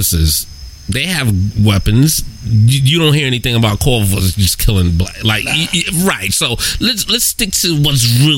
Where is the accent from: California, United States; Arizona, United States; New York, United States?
New York, United States; New York City; I'm born and raised in New York, Queens, New York